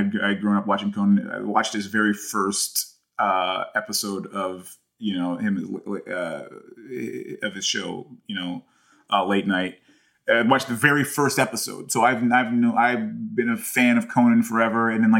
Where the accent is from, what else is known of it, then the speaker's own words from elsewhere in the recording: United States; I'm more American.